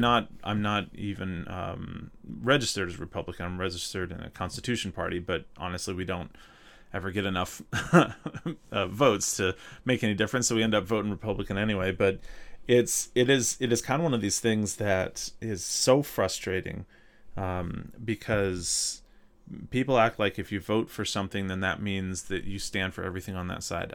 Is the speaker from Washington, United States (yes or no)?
no; North Mississippi, United States; accent: southern; moved away as an adult; also born or lived in Minnesota; I grew up in North Mississippi, uh, right, right south of Memphis